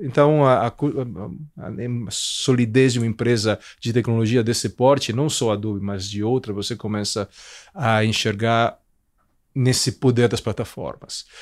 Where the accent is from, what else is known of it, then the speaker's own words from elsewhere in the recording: Italy; Portuguese is a second language; moved away as an adult; also born or lived in Milan; now in Brazil; eu sou italiano, é, nasci lá, cresci lá